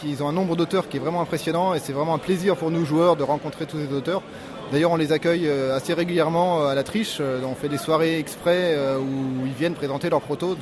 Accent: Lyon, Auvergne-Rhône-Alpes, France; je suis de Lyon, lyonnais

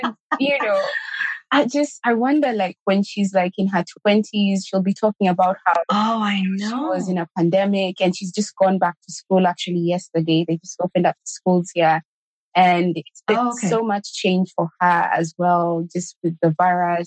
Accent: Kenya; I grew up in Kenya. I lived in Kenya, got married in Kenya

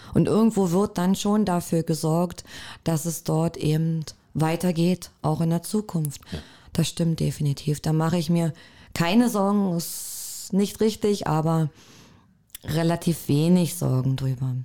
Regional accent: Cottbus, Brandenburg, Germany; also born or lived in Werben, Spreewald; Ich selber bin gebürtige Cottbusserin. Und äh, mein Elternhaus ist in Werben

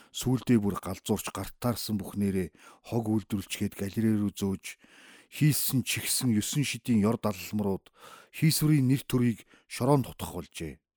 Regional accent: Uvs, Mongolia; born or raised there

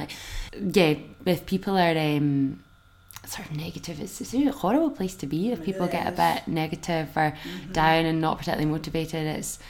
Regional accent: Scotland, United Kingdom; being Scottish

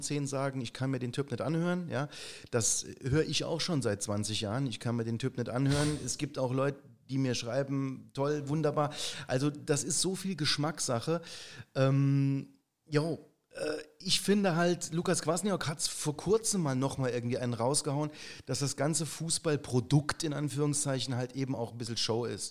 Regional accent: Saarbrücken, Saarland, Germany; bin ich Saarbrücker, äh, Malstatter

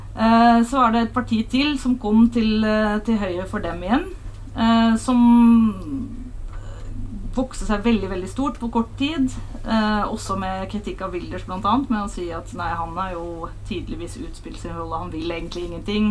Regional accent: Hilversum, North Holland, Netherlands; Norwegian is a second language; moved away as an adult; now in Norway; Jeg er fra Nederland

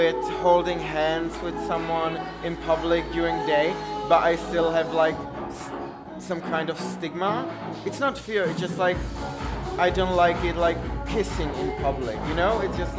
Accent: Prague, Czechia; I'm here from Prague and I'm gay.

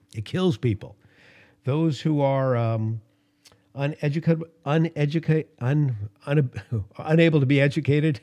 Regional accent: Los Angeles, California, United States; growing up in Los Angeles, the air was so bad when I was a little kid.

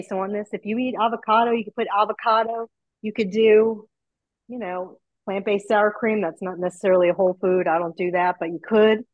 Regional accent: Texas, United States; also born or lived in New York; I've lived here most of my life, but born in New York and then moved to Texas when I was 10. And so I grew up eating King Ranch chicken casserole

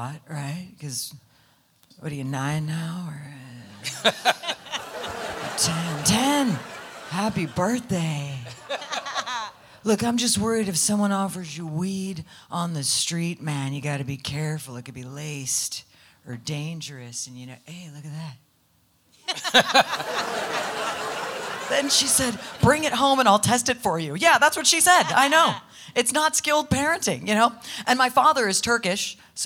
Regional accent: California, United States; I grew up in California

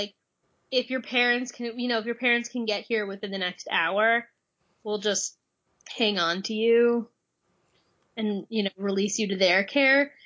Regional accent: Long Island, New York, United States; moved away as an adult; also born or lived in Providence, Rhode Island; now in New Jersey, United States; I volunteered for my hometown fire department EMS

